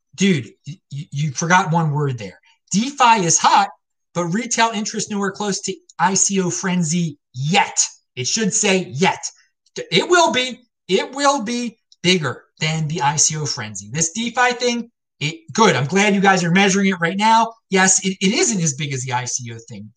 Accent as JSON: {"language": "English", "town": "Baltimore", "region": "Maryland", "country": "United States", "tie": "born or raised there", "also_born_or_lived": "Asheville, North Carolina / Denver, Colorado", "moved": "yes", "said": "I grew up in Baltimore"}